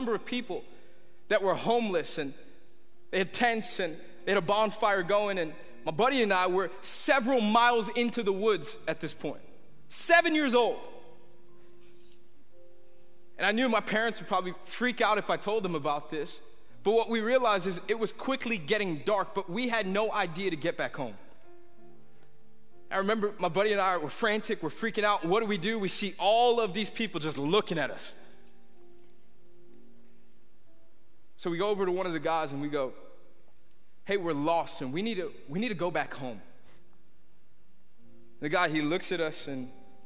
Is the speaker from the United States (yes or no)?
yes; New York, United States; when I was a kid, I was born in New York, and I remember in our house right behind us in our backyard, there was literally thousands of acres.